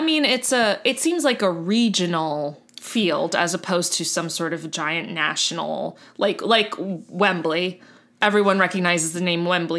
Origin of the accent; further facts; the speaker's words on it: Miami, Florida, United States; I was born and raised in Miami.